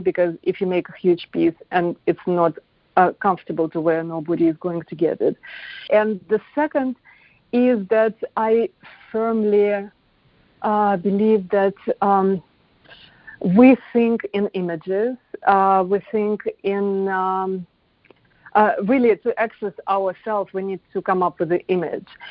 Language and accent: English; Moscow, Russia; moved away as an adult; now in United States; I was born in Moscow